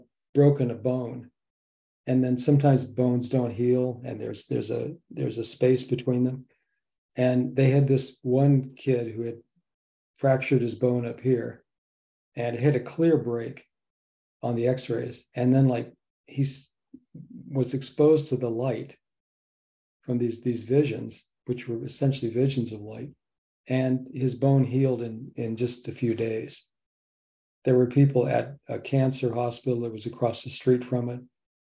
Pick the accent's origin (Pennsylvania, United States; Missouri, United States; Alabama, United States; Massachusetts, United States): Missouri, United States; what do they say in Missouri? I'm from Missouri, show me, you know, everything has to be shown here.